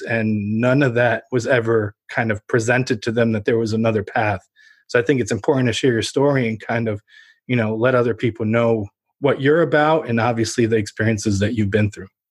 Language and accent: English; Ukraine; born or raised there; now in United States